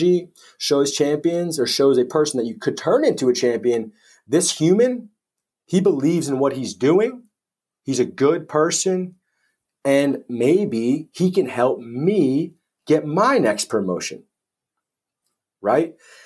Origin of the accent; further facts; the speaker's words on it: United States; moved away as an adult; now in United Kingdom; as an American coming over to the UK